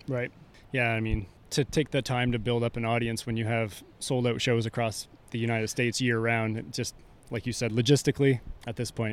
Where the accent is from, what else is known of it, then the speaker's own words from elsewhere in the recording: Canada; we're from Canada.